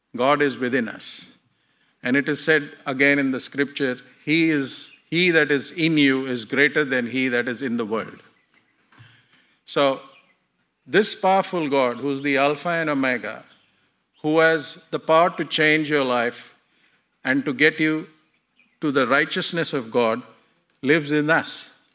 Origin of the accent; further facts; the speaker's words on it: India; I was born in India in a Hindu family